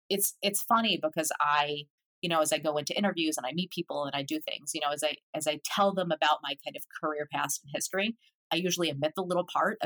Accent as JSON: {"language": "English", "town": "Philadelphia", "region": "Pennsylvania", "country": "United States", "tie": "born or raised there", "moved": "as an adult", "lives_now": "Boston, United States", "said": "I had always lived in Philadelphia. Like I grew up in Philadelphia"}